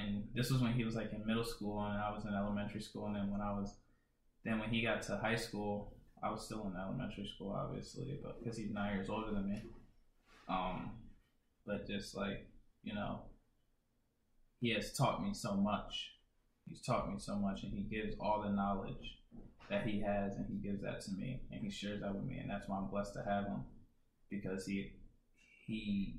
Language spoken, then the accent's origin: English; Sierra Leone; For sure. I'm from Sierra Leone. 100% Sierra Leonean.